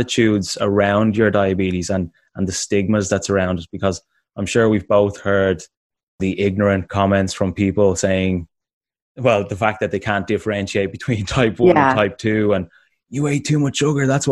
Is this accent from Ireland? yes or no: yes; Ireland; also born or lived in Dublin; being Irish